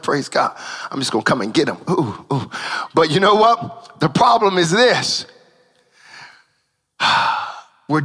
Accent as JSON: {"language": "English", "country": "United States", "said": "I'm an American"}